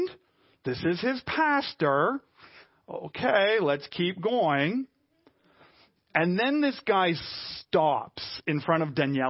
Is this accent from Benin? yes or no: no; Montreal, Quebec, Canada; I'm a Canadian, Caucasian, West Island suburban boy